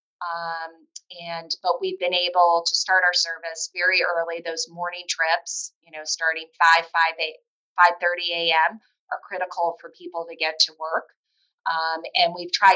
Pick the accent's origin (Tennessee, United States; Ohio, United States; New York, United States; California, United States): Ohio, United States; Toledo; moved away; I'm a Glass City boomerang, which means I grew up in Toledo, left, came back.